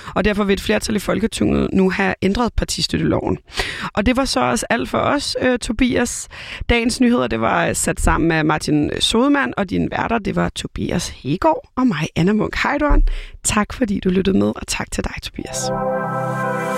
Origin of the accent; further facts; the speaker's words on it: Copenhagen, Capital Region of Denmark, Denmark; jeg er jo Køben, born and bred københavner